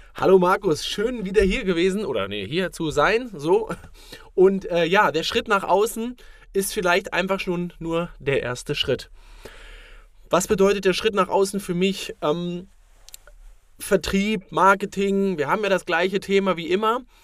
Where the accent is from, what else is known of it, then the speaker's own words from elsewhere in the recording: Berlin, Germany; ich komme zum Beispiel aus dem Berliner Norden